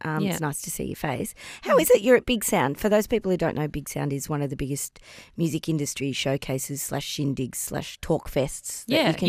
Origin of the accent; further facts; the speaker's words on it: Melbourne, Victoria, Australia; Melbourne people, and I include myself